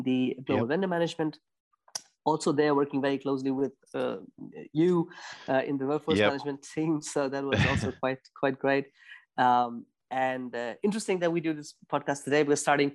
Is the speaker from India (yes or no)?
yes; India; moved away as an adult; now in Germany; I'm from India originally. I moved to Germany in 2008 for my master's